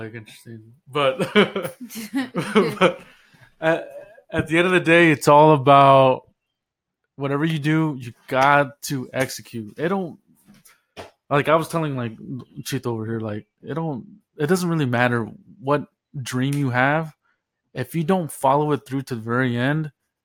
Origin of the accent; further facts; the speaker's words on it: north of Dallas, Texas, United States; I grew up in Texas, north of Dallas